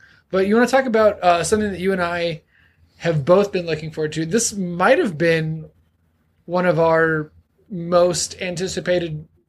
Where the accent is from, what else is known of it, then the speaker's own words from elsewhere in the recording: Texas, United States; I'm from Texas